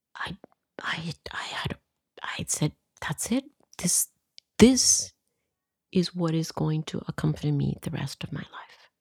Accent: Costa Rica; I come from Costa Rica

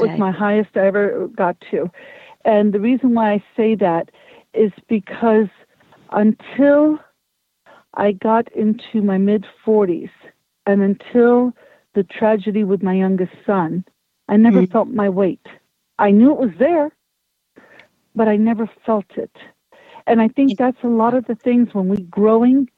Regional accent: United States; born or raised there

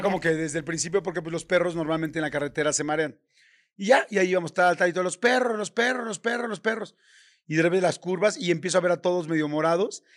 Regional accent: Mexico; soy mexicano y en mi país es normal

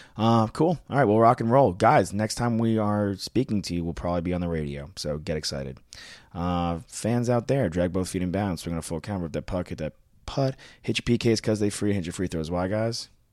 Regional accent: Long Island, New York, United States; born or raised there

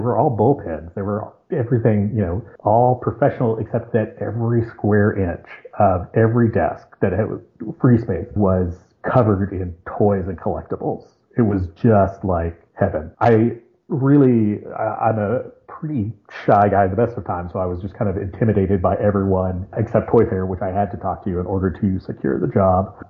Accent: Lexington, Kentucky, United States; moved away as an adult; also born or lived in Congers, New York; I grew up in Lexington, Kentucky

